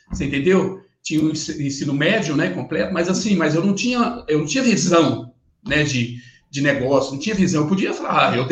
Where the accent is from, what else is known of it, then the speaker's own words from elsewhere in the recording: Bela Vista do Paraíso, Paraná, Brazil; eu preciso sair da, da, da cidadezinha lá que eu, que eu nasci, em Bela Vista do Paraíso. É uma cidade pequena de 15 mil, 15 mil habitantes hoje.